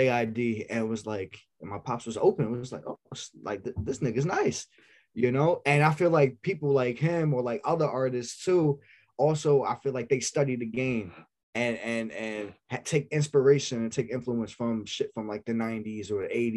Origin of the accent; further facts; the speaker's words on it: New York City, New York, United States; We're from Staten Island